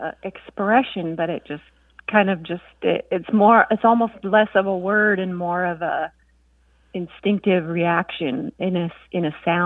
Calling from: Seattle, Washington, United States; Hi, this is …. I'm calling from the Seattle area.

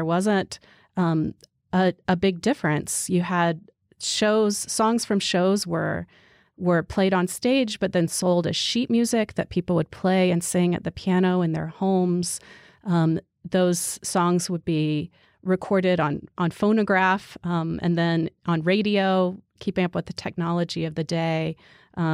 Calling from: Salt Lake City, Utah, United States; I am here in beautiful mountainous Salt Lake City, Utah.

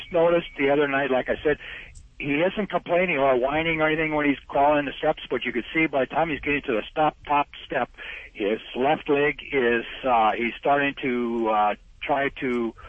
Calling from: North Dakota, United States

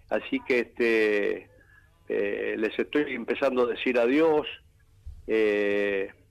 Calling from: Almagro, Buenos Aires, Argentina; de Almagro.

